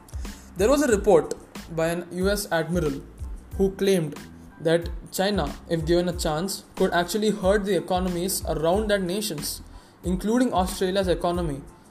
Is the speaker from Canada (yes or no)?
no; India